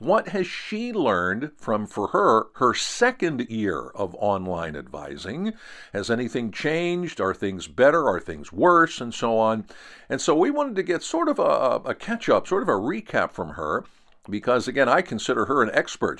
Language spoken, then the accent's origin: English; Central Pennsylvania, United States; I'm from Central Pennsylvania